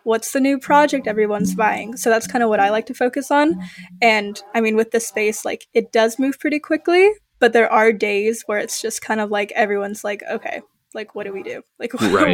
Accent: Midwest, United States; also born or lived in United Kingdom; I'm from the Midwest

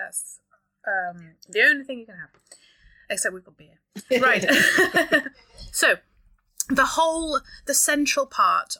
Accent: Yorkshire and the Humber, United Kingdom; I'm from Yorkshire

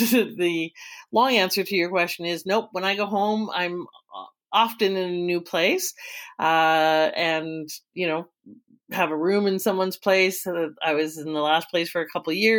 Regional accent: Calgary, Alberta, Canada; I was born, bred, and raised in Alberta in Calgary. And that's where home

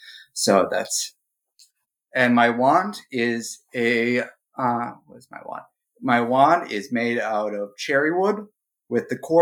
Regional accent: Wisconsin, United States; I'm from Wisconsin, so that's America's Canada.

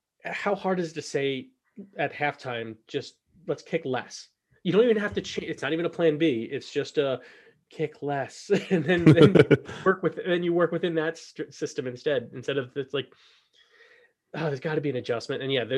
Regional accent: Scotland, United Kingdom; I'm from Scotland. So it's nice to be able to give them a shout.

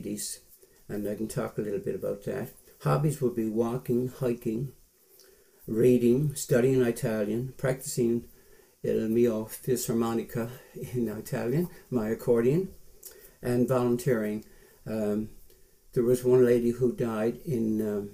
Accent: St. John's, Newfoundland and Labrador, Canada; moved away as an adult; also born or lived in New Brunswick / Ottawa; I went to school at St. Patrick's Hall School in St. John's, half an hour from Mount Pearl, from 1944 till 1955, when I was 17 in grade 11

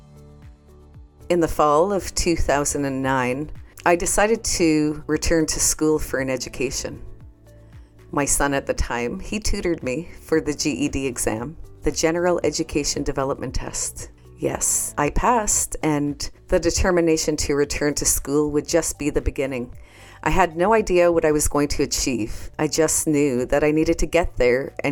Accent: Canada; I'm from the Bear Clan and from Canada

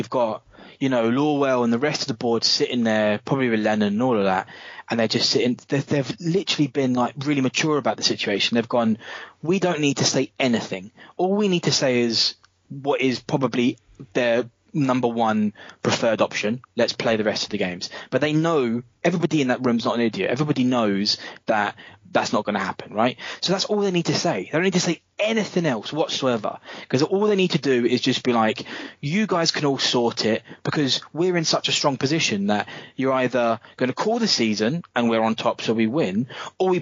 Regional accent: England, United Kingdom; all my mates growing up in England

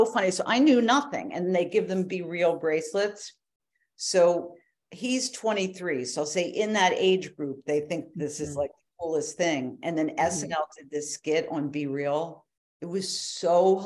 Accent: Philadelphia, Pennsylvania, United States; moved away; also born or lived in New York; we grew up in Philly, Philadelphia, we were Phillies fans

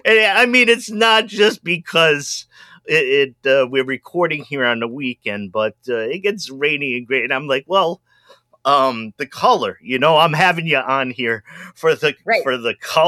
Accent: New England, United States; I'm from New England.

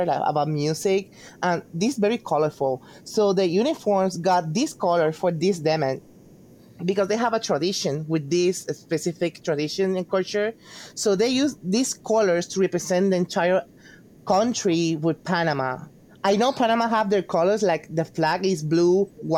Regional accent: Puerto Rico; I'm from Puerto Rico.

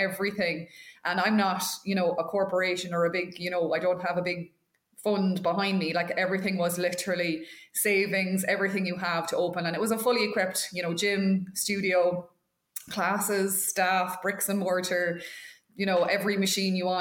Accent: Westmeath, Leinster, Ireland; now in County Mayo, Ireland; I live in Mayo, but I'm from Westmeath.

